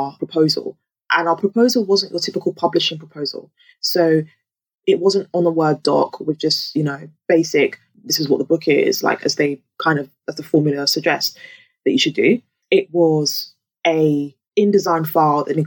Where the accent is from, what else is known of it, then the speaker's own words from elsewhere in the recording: London, United Kingdom; also born or lived in Lagos, Nigeria; I grew up in Peckham